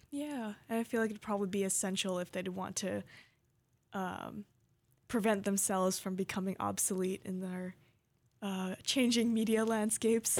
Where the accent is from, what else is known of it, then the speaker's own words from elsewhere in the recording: Hawaii, United States; I grew up in Hawaii